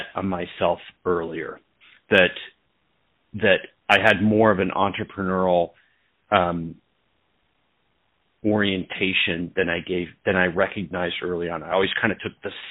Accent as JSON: {"language": "English", "town": "Portland", "region": "Oregon", "country": "United States", "tie": "born or raised there", "said": "I grew up in Portland"}